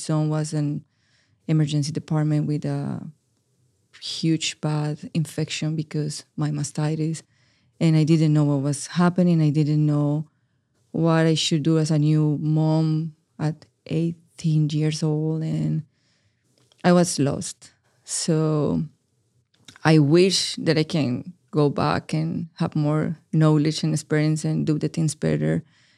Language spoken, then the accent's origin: English; Medellin, Antioquia, Colombia; first language es; English is a second language; now in United States; Yeah, I am from Medellin, Colombia. My primary language is Spanish, and I arrived to the United States 5 years ago with a huge barrier of the language. My English was zero.